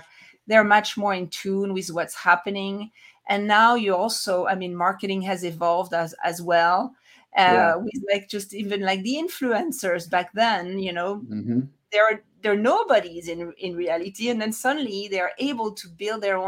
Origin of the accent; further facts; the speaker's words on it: France; moved away as an adult; also born or lived in Paris, France / Atlanta, United States / New York, United States; now in Salt Lake City, United States; I'm originally from France, but I'm now located in the US in Utah, Salt Lake City of all places.